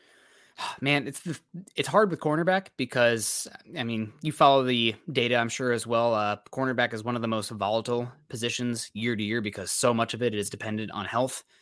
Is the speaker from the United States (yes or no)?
yes; Midwest, United States; moved away; I'm from the Midwest